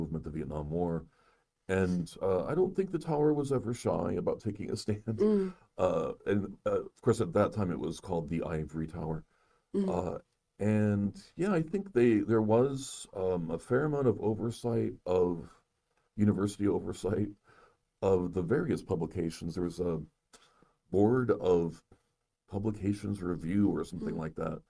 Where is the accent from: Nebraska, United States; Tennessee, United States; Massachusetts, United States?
Nebraska, United States; moved away as an adult; also born or lived in Iowa; now in Minnesota, United States; I'm from Nebraska originally